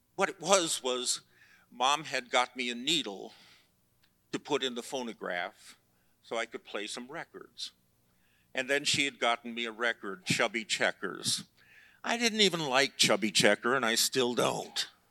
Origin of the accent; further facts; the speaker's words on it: Chicago, Illinois, United States; I grew up in Chicago